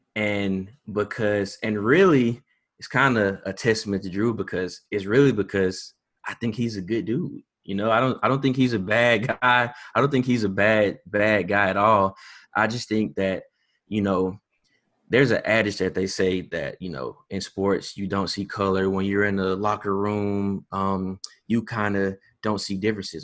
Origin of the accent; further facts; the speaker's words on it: Hattiesburg, Mississippi, United States; I am from Hattiesburg, born and raised